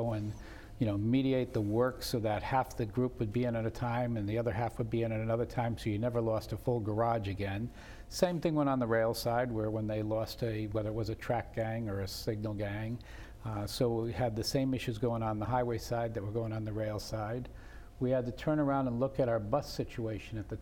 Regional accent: New Haven, Connecticut, United States; I grew up in New Haven, did all my schooling in New Haven

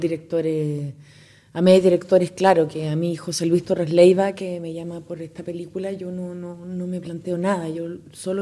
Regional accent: Chile; en mi país

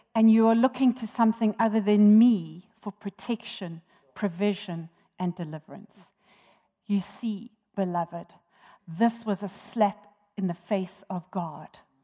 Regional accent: Johannesburg, Gauteng, South Africa; moved away as an adult; also born or lived in Durban; I was born in Johannesburg and raised here

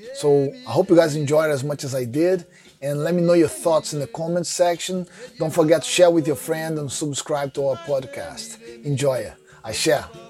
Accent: Rio de Janeiro, Brazil; now in United Kingdom; growing up in Rio

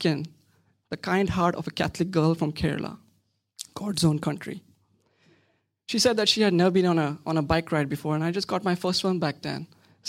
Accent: Pattaya, Chonburi, Thailand; She grew up in Sharjah in the UAE. I grew up in Pattaya in South Thailand.

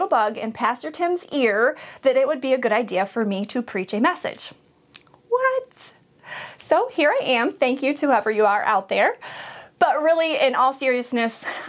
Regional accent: Montrose, United States; also born or lived in Flushing; we were both born and raised in Montrose, graduated from Montrose

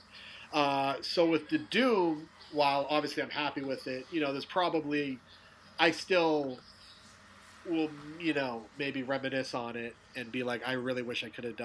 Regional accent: Peabody, Massachusetts, United States; I grew up in Peabody. Mm-hmm. Peabody is considered the North Shore of Boston

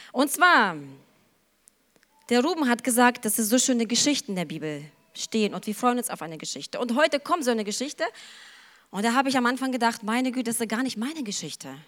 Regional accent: Ukraine; Aber ich kenne das auch von zu Hause. Ich stamme aus der Ukraine und mein Bruder, der war total leidenschaftlich gerne mit meinem Opa unterwegs.

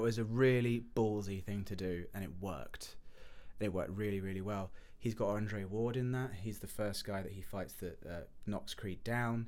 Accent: England, United Kingdom; moved away as an adult; now in United States; I'm from England

